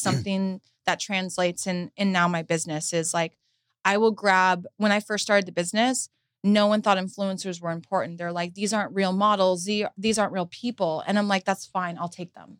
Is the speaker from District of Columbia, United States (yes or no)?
no; Huntington Beach, California, United States; I was raised in Huntington Beach, Surf City